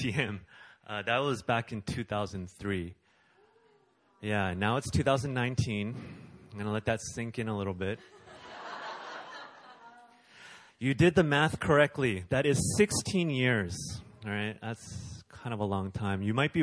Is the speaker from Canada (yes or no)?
yes; Canada; I'm Canadian